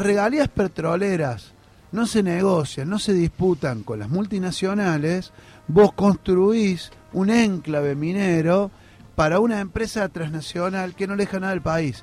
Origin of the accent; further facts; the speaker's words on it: Córdoba, Argentina; Yo soy cordobés